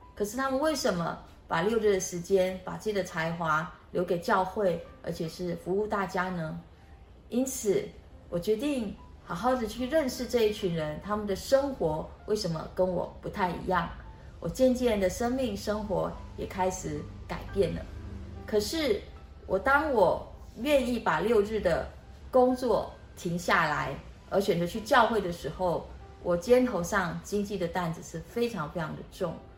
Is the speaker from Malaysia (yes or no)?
yes; Malaysia; moved away as an adult; now in Taiwan; 我出生在马来西亚，我们家非常非常地贫穷。我爸爸一个月的收入大概是台币两千元，那我有哥哥姐姐，我们五个人住在一起